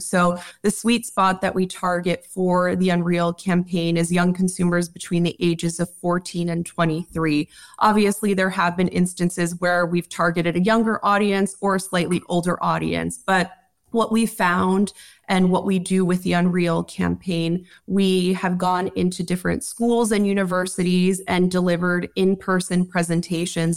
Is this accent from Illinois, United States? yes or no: no; New York, United States; Growing up in New York, I remember in the early two thousands going into Manhattan